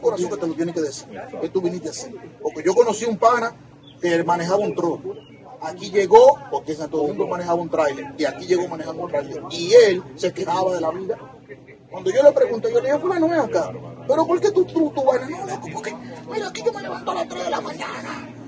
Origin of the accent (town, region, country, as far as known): Dominican Republic; also born or lived in Brooklyn, New York; now in New Jersey, United States